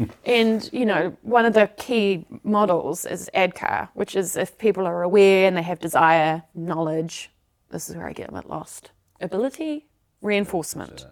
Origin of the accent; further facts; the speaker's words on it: South Africa; moved away; I'm originally from South Africa, so we're the Dutch of the South